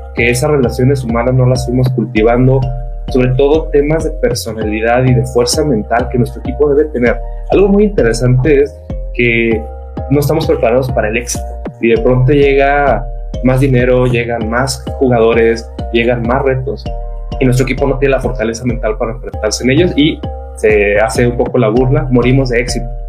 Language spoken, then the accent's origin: Spanish; northern Mexico, Mexico; El norte, que es la mi ciudad de origen